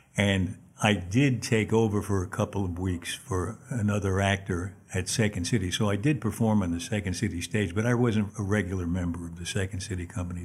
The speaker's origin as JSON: {"language": "English", "town": "New York City", "region": "New York", "country": "United States", "tie": "born or raised there", "said": "I was born in Manhattan on thirty-third Street and thir, actually thirty-second and Third Avenue."}